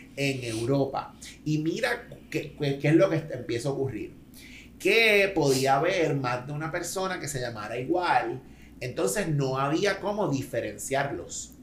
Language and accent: Spanish; Maunabo, Puerto Rico; en mi pueblo Maunabo hay mucha gente apellido Amaro